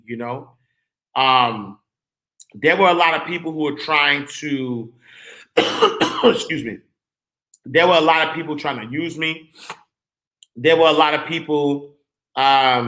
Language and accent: English; New York City, New York, United States; I'm from Harlem